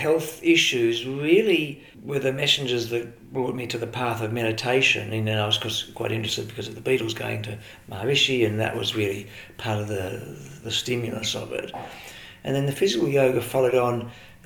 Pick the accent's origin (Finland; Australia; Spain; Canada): Australia; Melbourne, Victoria; Well, I was born and raised in Melbourne and had my formative years here